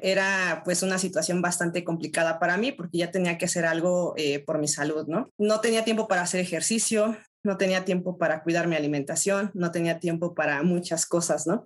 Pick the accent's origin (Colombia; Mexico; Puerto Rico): Mexico; soy de México, tengo 33 años